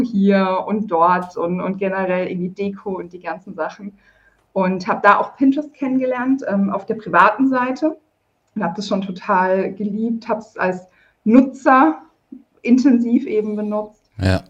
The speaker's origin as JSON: {"language": "German", "town": "Karlsruhe", "region": "Baden-Württemberg", "country": "Germany", "said": "Ich komme, örtlich gesehen komme ich aus Karlsruhe. Ich bin auch immer noch in Karlsruhe"}